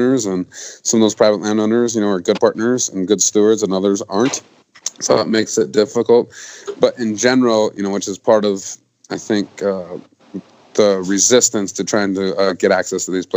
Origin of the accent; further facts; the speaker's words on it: Montana, United States; in my home state of Montana